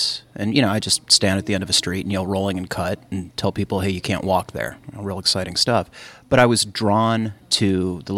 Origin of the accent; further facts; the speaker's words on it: Kalamazoo, Michigan, United States; now in Los Angeles, United States; I grew up in Kalamazoo, Michigan.